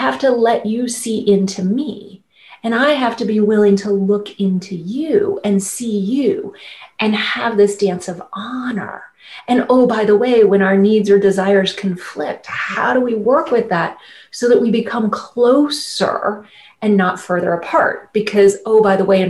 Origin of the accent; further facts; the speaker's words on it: Midwest, United States; I grew up conservative family in the Midwest